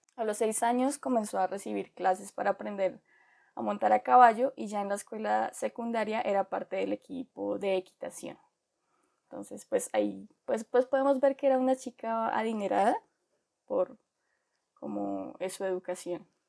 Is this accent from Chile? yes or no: no; Colombia; como colombianos